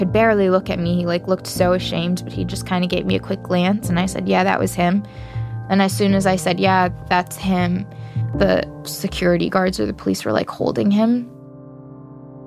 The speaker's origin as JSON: {"language": "English", "country": "United States", "said": "I'm from America."}